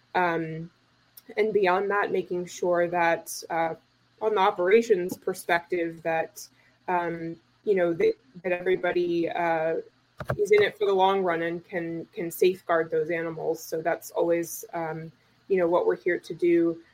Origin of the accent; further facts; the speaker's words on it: North Carolina, United States; moved away; I'm from North Carolina originally